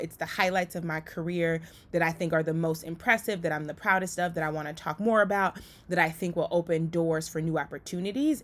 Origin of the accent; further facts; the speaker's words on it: Liberia; now in United States; I was born in Liberia. And because of being an immigrant